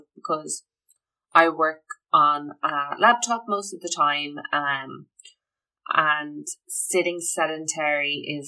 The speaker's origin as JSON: {"language": "English", "country": "Ireland", "said": "I'm Irish. We love our tea."}